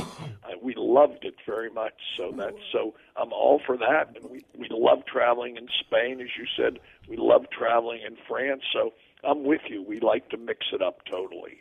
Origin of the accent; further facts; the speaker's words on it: United States; I'm a very patriotic, loyal American.